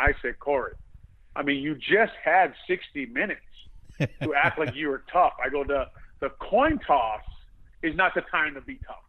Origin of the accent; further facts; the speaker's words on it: Hawaii, United States; moved away; growing up in Hawaii.